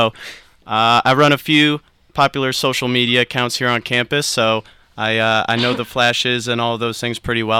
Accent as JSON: {"language": "English", "town": "Cleveland", "region": "Ohio", "country": "United States", "tie": "born or raised there", "said": "I am a Cleveland, Ohio guy, born and raised."}